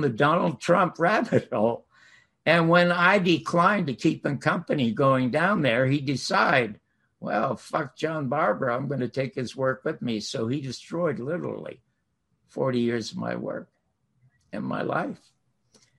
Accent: Toronto, Ontario, Canada; I'm from Toronto

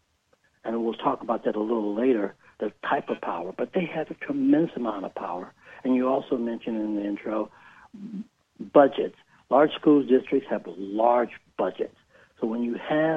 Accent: Detroit, Michigan, United States; moved away; I was born and raised in Detroit

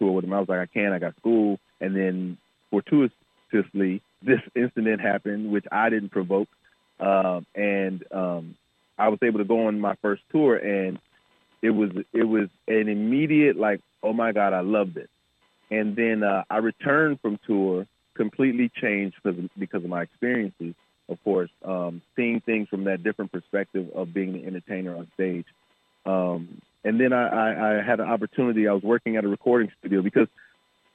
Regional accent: Flint, Michigan, United States; I'm from Flint, Michigan

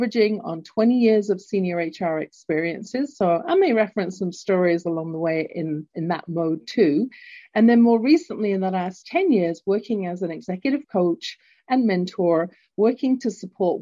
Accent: London, United Kingdom; accent: English; now in Calgary, Canada; I was born in London, England, hence my accent, although currently living in Canada at the base of the Rocky Mountains in beautiful entrepreneurial Calgary

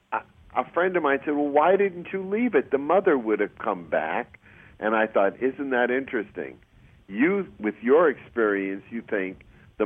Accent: Chelsea, Massachusetts, United States; moved away as an adult; also born or lived in New York City; now in California, United States; I was from Chelsea, Mass.

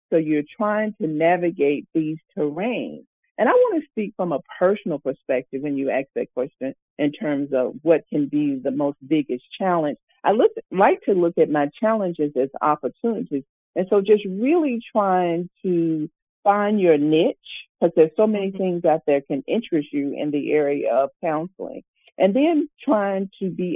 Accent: Mound Bayou, Mississippi, United States; now in Montgomery, United States; I actually grew up in a town in Mount Bayou, Mississippi

